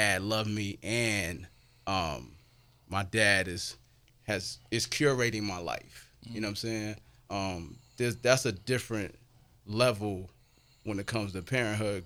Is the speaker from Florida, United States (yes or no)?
no; New York City, New York, United States; I come from Jamaica, Queens, where there were a limited amount of father figures in the home through elementary school, through high school